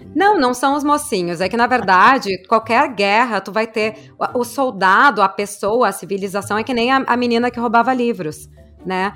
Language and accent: Portuguese; Brazil; sou do Brasil